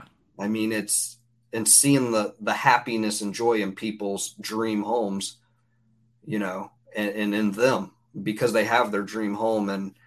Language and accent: English; Cincinnati, Ohio, United States; also born or lived in Seattle; I'm originally from Cincinnati, Ohio. And I lived in Seattle for 8 years while I was in the Army.